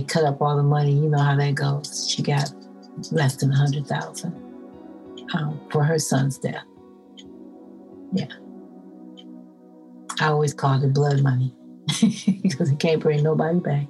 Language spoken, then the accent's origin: English; Minneapolis, Minnesota, United States; I'm from Minneapolis, Minnesota